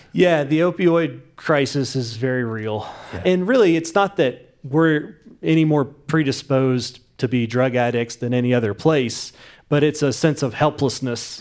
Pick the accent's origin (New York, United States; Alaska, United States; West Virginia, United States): West Virginia, United States; growing up in West Virginia